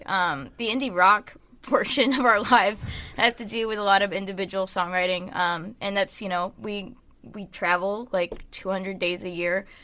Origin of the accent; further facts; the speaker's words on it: Nashville, Tennessee, United States; I grew up in Nashville. I was born there